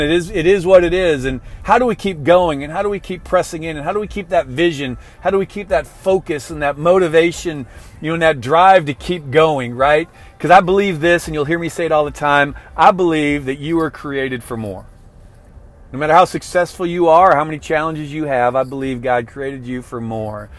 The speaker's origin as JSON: {"language": "English", "region": "Illinois outside of Chicago", "country": "United States", "tie": "born or raised there", "said": "I grew up in Illinois outside of Chicago"}